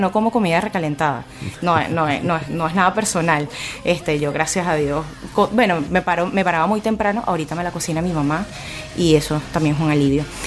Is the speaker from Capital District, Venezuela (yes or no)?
no; Puerto Ordaz, Bolívar, Venezuela; moved away as an adult; now in Chile; Soy de Puerto Ordaz, soy guayanesa